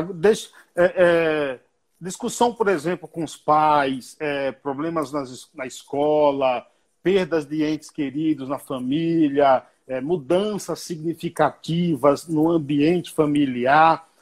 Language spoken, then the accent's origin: Portuguese; Bahia, Brazil; Lá na roça, lá na Bahia, onde eu nasci